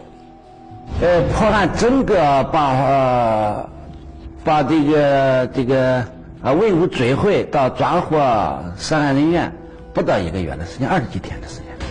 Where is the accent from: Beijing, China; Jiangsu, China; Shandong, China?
Shandong, China; Yanzhou; 我从小生活在兖州，这个小的时候啊，这个上学、放学我都从这个塔前这条路上走过